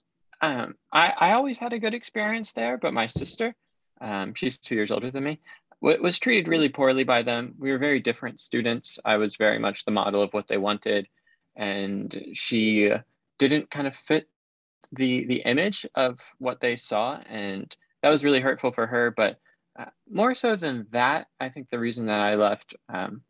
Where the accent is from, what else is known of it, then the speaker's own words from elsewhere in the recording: Maryland, United States; I grew up in Maryland, okay. So kind of DC suburbs